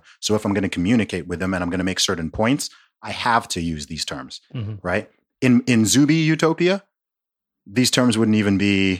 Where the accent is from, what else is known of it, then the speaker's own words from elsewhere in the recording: Nigeria; Okay, I'm from Nigeria.